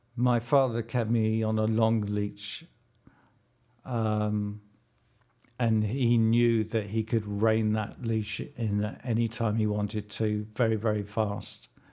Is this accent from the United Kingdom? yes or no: yes; London, United Kingdom; I was born in London at King's College Hospital.